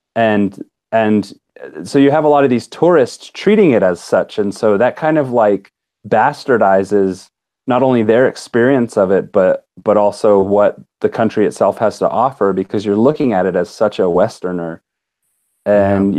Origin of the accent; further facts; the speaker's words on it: United States; accent: American; when they hear me talk, I'm so like American.